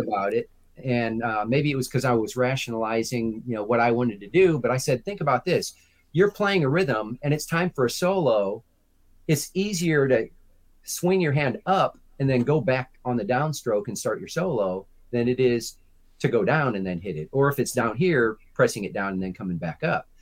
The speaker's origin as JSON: {"language": "English", "town": "Chicago", "region": "Illinois", "country": "United States", "tie": "born or raised there", "moved": "as an adult", "said": "I'm from the Chicagoland area."}